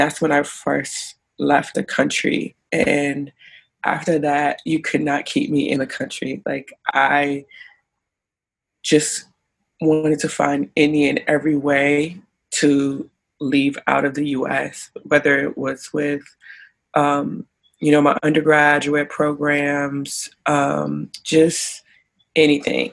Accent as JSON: {"language": "English", "region": "Maryland", "country": "United States", "said": "I am from Maryland, and my current location is in Maryland."}